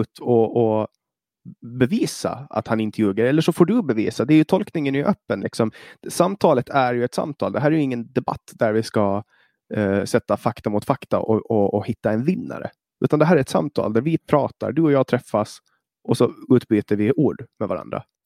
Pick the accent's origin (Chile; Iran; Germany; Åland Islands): Åland Islands; lagtinget, alltså i vår, vårt parlament